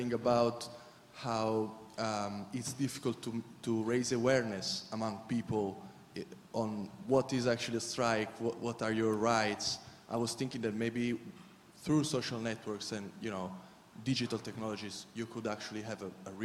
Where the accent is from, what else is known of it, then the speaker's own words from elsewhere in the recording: Italy; from Italy. Sorry, I'm not from UK